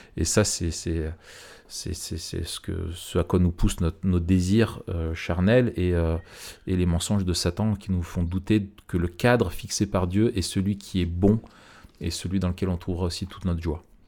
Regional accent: France; chez nous en France

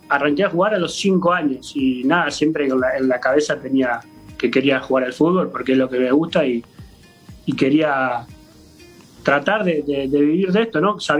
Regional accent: Uruguay; moved away as an adult; hace dos, años y algo que ya que salí de Uruguay no he podido ir, por, por distintos motivos no he podido regresar a Uruguay.

